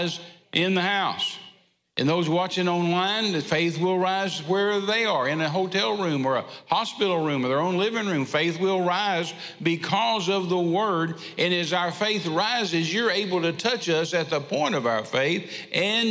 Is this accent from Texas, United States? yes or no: yes; Texas, United States; we're from Texas. We're used to being hot